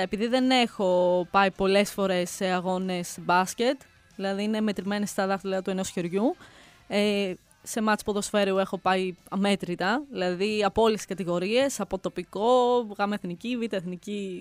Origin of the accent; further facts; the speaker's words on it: Greece; Γιατί είμαι από την Ελλάδα.